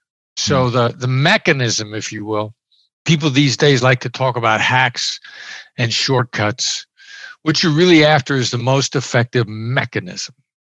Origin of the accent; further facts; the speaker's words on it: Iowa, United States; I grew up in Iowa. I'm a small town Iowa boy. I know the accent doesn't sound like it, but I grew up in small Midwestern town.